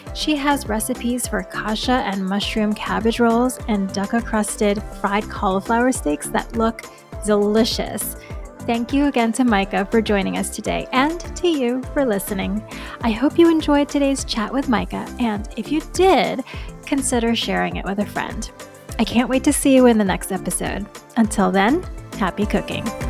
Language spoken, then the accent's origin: English; New York, United States; moved away; I grew up in New York